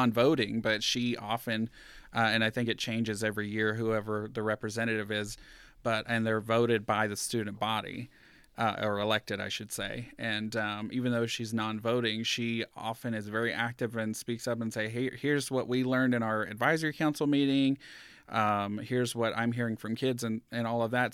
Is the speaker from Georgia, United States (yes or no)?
yes; Georgia, United States; now in Reno, United States; coming from, um, a small town in Georgia